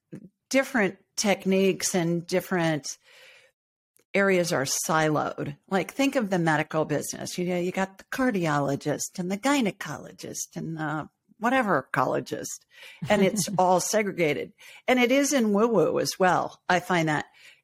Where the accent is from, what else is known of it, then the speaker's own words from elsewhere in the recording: Ohio, United States; also born or lived in Los Angeles; I grew up in Ohio and lived in L.A. for a long time.